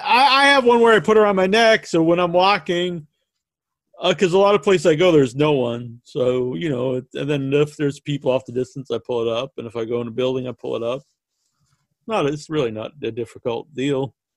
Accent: Massachusetts, United States; so I grew up in New England, in Massachusetts, and I don't have the accent now. I had the accent then, and all my friends had the accent, so we didn't pronounce the R's.

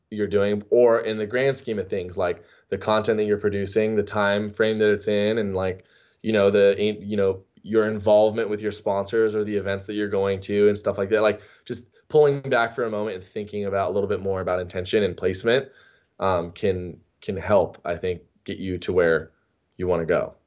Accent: San Diego, California, United States; growing up in San Diego

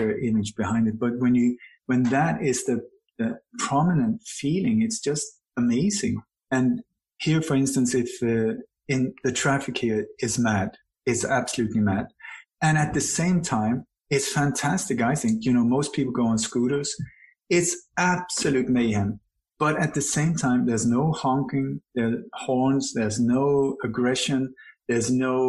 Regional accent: Sweden; also born or lived in Denmark / Iceland / Spain / Indonesia; now in Bali, Indonesia; My body was born in Denmark. Am I Danish? I don't think so. I have a Danish passport. Doesn't make me Danish. I grew up in Sweden

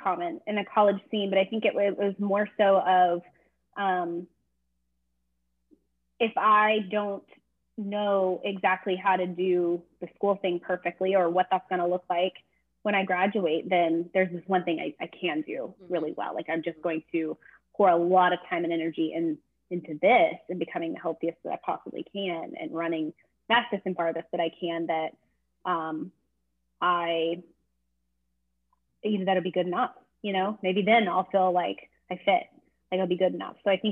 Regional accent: Texas, United States; I grew up in Texas

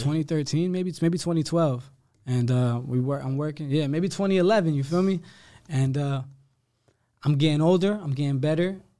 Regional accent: Somerville, New Jersey, United States; I grew up in Somerville. I grew up in Somerset County

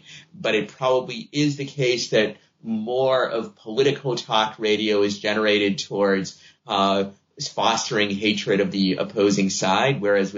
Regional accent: Boston, Massachusetts, United States; I'm a Red Sox fan because I grew up in Boston

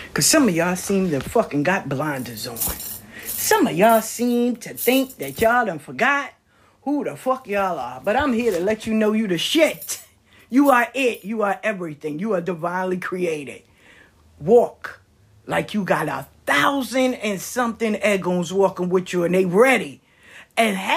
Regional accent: the South, United States; I'm from the South

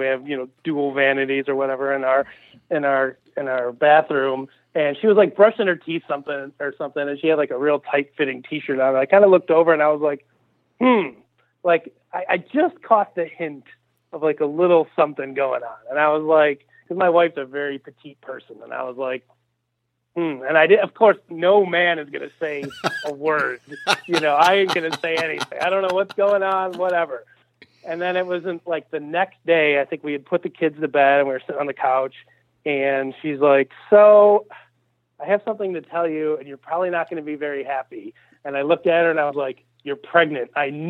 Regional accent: Illinois, United States; I am from Illinois, born and raised, unfortunately, in the outskirts of the Chicago suburbs, so we're often considered the enemy amongst the rest of the Illinois residents. But, yeah, from the Chicagoland area, born and raised

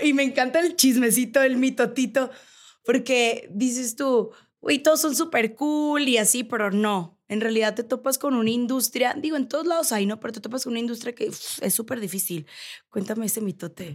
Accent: Navojoa, Sonora, Mexico; now in Mexico City, Mexico; yo soy de Sonora, yo soy de Navojoa

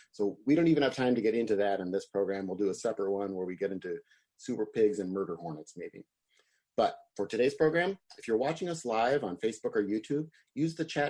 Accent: Wisconsin, United States; now in California, United States; my home state of Wisconsin

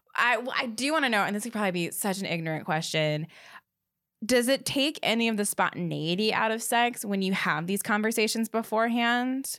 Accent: the South, United States; I am from the South

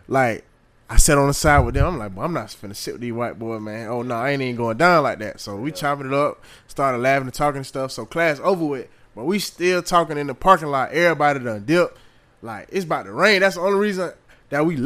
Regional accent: Augusta, Georgia, United States; now in Savannah, United States; I'm from Augusta

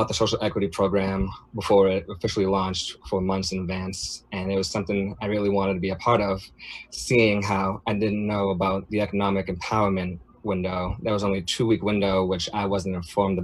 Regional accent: Quincy, Massachusetts, United States; I've lived in Massachusetts my whole life. I grew up in Quincy.

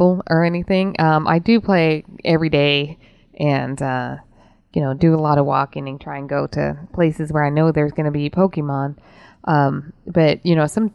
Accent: Utah, United States; growing up in Utah

